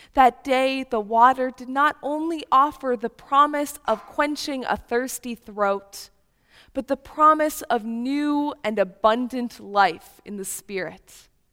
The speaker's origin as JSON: {"language": "English", "region": "Upper Peninsula of Michigan", "country": "United States", "tie": "born or raised there", "moved": "yes", "lives_now": "Chicago, United States", "said": "I come from the Upper Peninsula of Michigan"}